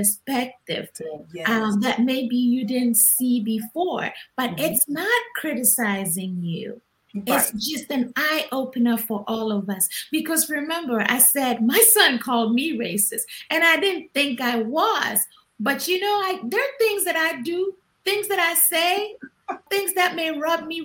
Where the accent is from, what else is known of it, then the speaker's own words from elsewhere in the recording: Ghana; moved away; growing up in Ghana